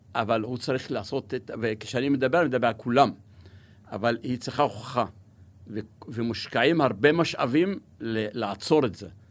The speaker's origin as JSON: {"language": "Hebrew", "area": "Negev", "region": "Southern District", "country": "Israel", "tie": "born or raised there", "also_born_or_lived": "Kuseife / northern Israel", "second_language": "Hebrew", "said": "כבדואי שגדל במדבר באוהל, אנחנו פוטנציאל עצום בנגב"}